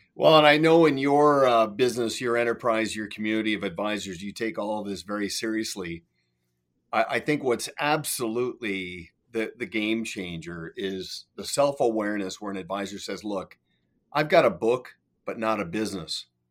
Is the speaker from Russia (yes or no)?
no; Canada; now in Kelowna, Canada; I'm Canadian